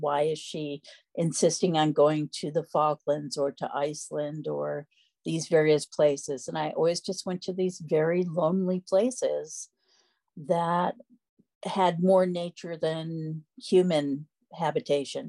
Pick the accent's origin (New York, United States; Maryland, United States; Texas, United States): New York, United States; Freeville; I grew up in Freeville, the village I still live